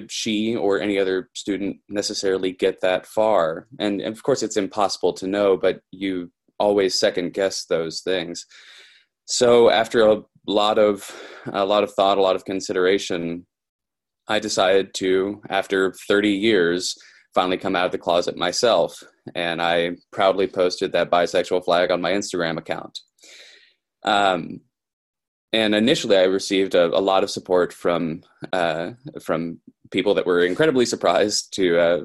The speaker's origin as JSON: {"language": "English", "region": "Kentucky", "country": "United States", "said": "I'm from Kentucky"}